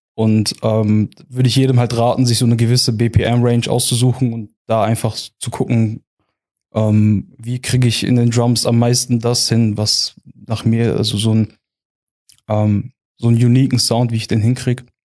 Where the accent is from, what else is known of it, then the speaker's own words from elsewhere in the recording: Heilbronn region, Baden-Württemberg, Germany; also born or lived in Eppingen; Ich ähm, komme aus der Region Heilbronn, wohne derzeit in Eppingen